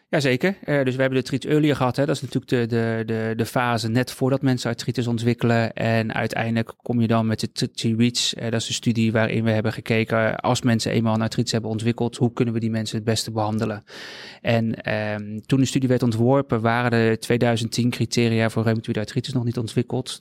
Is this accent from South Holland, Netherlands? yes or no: yes; Rotterdam, South Holland, Netherlands; ik woon al heel mijn leven in Rotterdam.